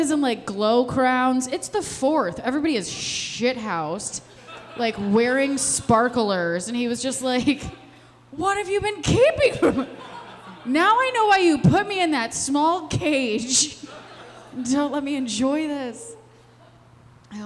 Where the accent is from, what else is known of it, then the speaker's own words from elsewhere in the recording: Westmont, Illinois, United States; now in Chicago, United States; I'm from Westmont, okay? I was born plain white trash